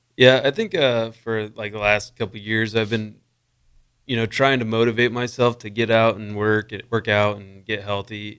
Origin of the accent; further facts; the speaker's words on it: Wakefield, Nebraska, United States; I grew up in Wakefield, Nebraska, just, uh, two hours north of Lincoln, kind of by Wayne